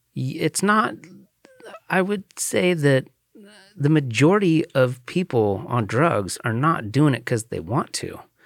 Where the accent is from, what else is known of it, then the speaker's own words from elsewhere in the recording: The Dalles, Oregon, United States; I grew up in the Dalles